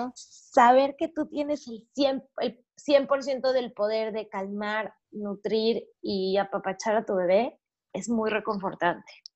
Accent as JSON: {"language": "Spanish", "country": "Mexico", "moved": "yes", "lives_now": "Panama", "said": "soy mexicana, vivo en Panamá"}